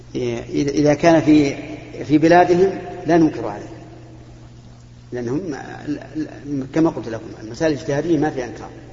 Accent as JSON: {"language": "Arabic", "country": "Saudi Arabia", "said": "هنا عندنا في المملكة العربية السعودية"}